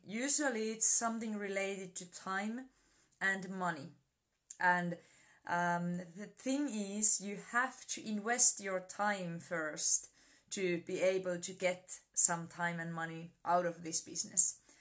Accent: Finland; I'm from Finland

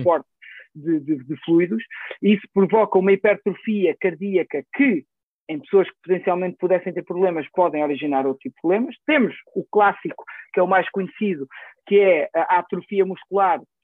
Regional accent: Coimbra, Coimbra District, Portugal; also born or lived in France / Lisbon; nasci em França, os meus pais eram imigrantes e como, como tantos outros tantos portugueses e, e, e nas que tive lá os meus primeiros anos de vida depois entretanto houve uma decisão familiar de voltar para Portugal e, e fomos para Coimbra onde, onde cresci

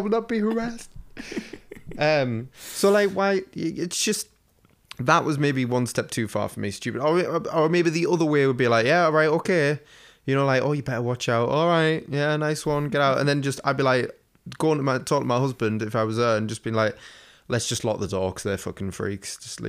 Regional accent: England, United Kingdom; Yeah, but we're English and every house is old as fuck here.

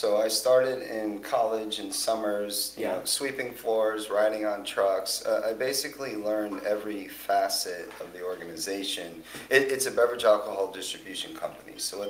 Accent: Woodbridge, Connecticut, United States; Born and raised in Woodbridge, Connecticut. That's right. Where I grew up. So spent the most of my younger days there.

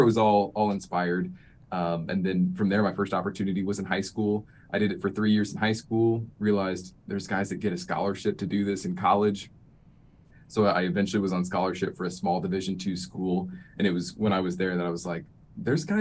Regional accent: Kansas City, Missouri, United States; Born and raised in Kansas City, Missouri

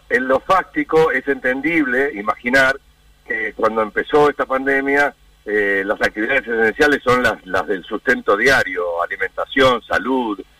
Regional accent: Argentina; somos los argentinos

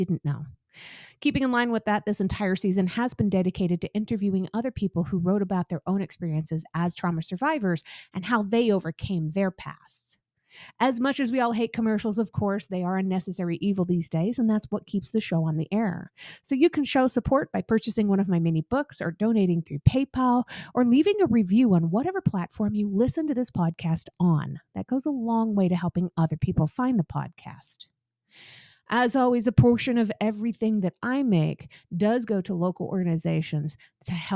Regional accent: Northern Utah, United States; moved away as an adult; my hometown. When I was 18, I was living in Northern Utah

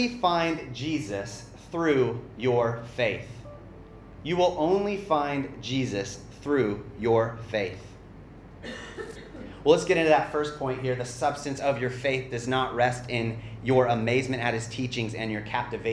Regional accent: Arizona, United States; in my hometown, it was a really small town in Arizona

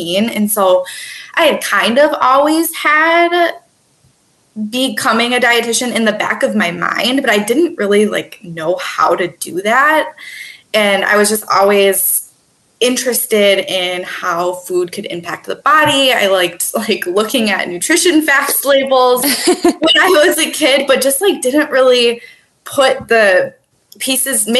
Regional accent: Twin Cities, Minnesota, United States; also born or lived in Milwaukee, Wisconsin; I'm originally from the Twin Cities in Minnesota

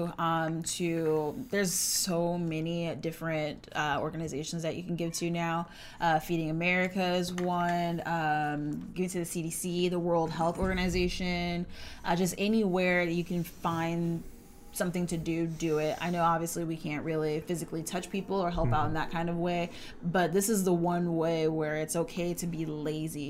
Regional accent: San Antonio, Texas, United States; also born or lived in Austin, Texas; We live in Austin, Texas. I'm personally from San Antonio, Texas

